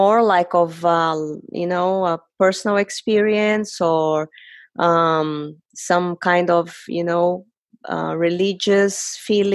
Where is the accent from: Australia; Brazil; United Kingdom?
Brazil; moved away; I am originally from Brazil.